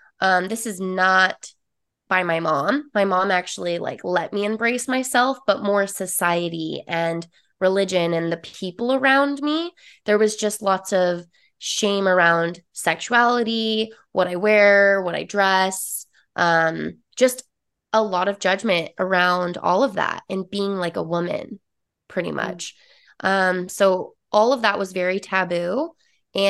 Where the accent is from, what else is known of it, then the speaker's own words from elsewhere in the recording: Utah, United States; So I'm originally from Utah, born and raised, lived there for 26 years. Not only that, but I grew up in a very small town. So predominantly religious, Mormon, and very judgmental area.